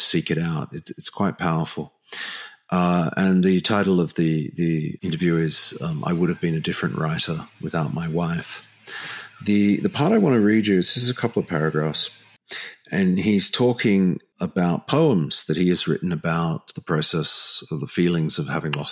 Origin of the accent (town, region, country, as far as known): Australia